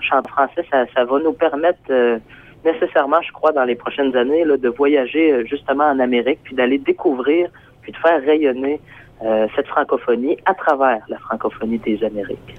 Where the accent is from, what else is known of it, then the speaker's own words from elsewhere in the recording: Port-Cartier, Quebec, Canada; le groupe, on vient de Port-Cartier sur la côte nord